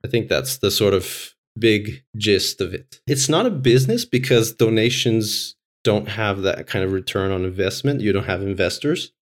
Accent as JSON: {"language": "English", "country": "Brazil", "moved": "yes", "lives_now": "Finland", "said": "I'm from Brazil"}